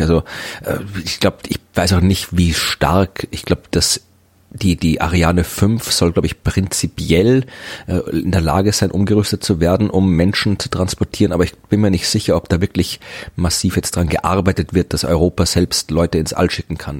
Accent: Krems an der Donau, Lower Austria, Austria; moved away; meine alte Heimatstadt war, nämlich Krems

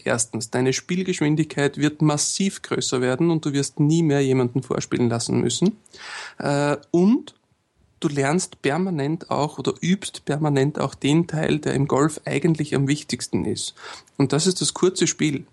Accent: Austria; bei uns in Österreich

